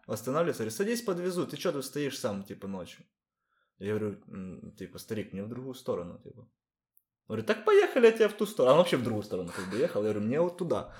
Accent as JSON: {"language": "Russian", "country": "Ukraine", "moved": "as an adult", "lives_now": "Lisbon, Portugal", "said": "Я говорю, с Украины"}